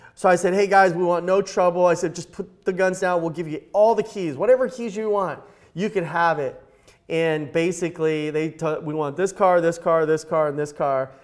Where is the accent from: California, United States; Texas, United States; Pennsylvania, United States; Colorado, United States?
California, United States; Los Angeles; also born or lived in Eagle Rock; I grew up right here in Los Angeles